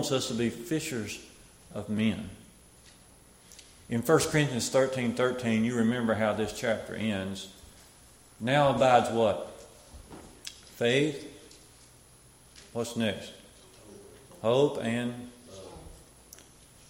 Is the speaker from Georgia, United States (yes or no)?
no; Smith Lake, Alabama, United States; where I come from, I grew up down around Smith Lake